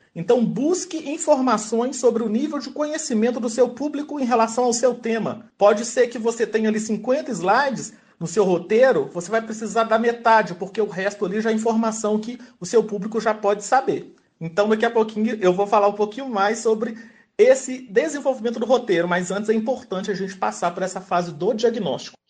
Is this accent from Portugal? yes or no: no; Belo Horizonte, Minas Gerais, Brazil; eu sou de Belo Horizonte, mineiro